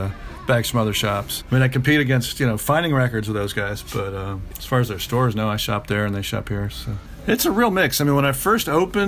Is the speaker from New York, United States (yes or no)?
no; Atlanta, Georgia, United States; moved away as an adult; also born or lived in Athens, Georgia / London / Cleveland / Los Angeles; now in Washington, D.C., United States; I grew up in Atlanta